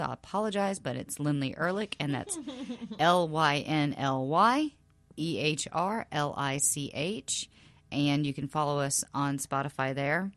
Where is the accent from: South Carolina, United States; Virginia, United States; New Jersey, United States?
South Carolina, United States; moved away; my very, very small, small southern hometown in South Carolina